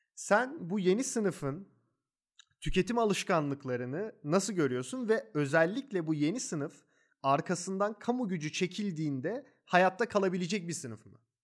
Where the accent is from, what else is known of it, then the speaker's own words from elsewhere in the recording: Istanbul, Turkey; Ben doğma büyüme İstanbullu biriyim